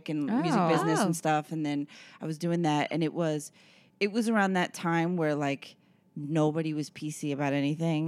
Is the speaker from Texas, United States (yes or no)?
no; Long Island, New York, United States; I grew up in like Port Jeff's, Hopog, Stony Brook